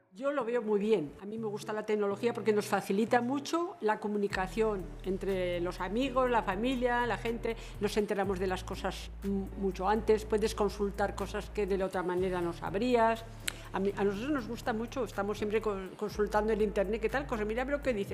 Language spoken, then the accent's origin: Spanish; Murchante, Navarre, Spain; nací en Murchante, soy murchantina, he trabajado aquí